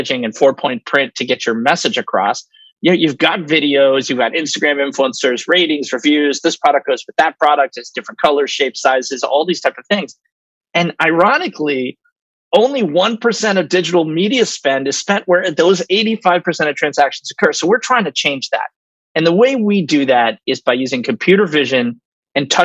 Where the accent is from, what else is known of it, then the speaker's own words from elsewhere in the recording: New York City, New York, United States; also born or lived in Austin, Texas; I'm a born and raised New Yorker. I grew up on Washington Square Park